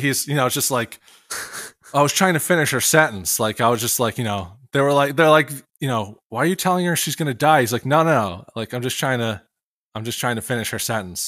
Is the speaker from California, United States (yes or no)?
no; Pennsylvania, United States; moved away as an adult; also born or lived in Morristown, New Jersey; I'm originally from Pennsylvania